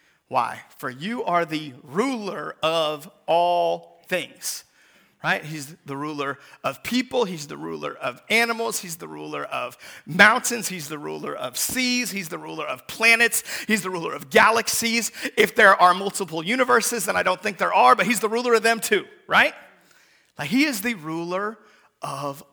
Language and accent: English; Seattle, Washington, United States; moved away; Seattle, Washington, where I'm from